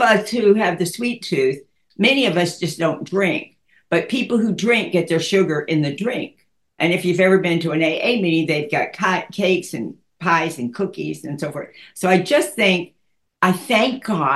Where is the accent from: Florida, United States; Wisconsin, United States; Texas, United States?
Texas, United States; Dallas; I grew up in Dallas and went to school there, and then went to North Texas in Denton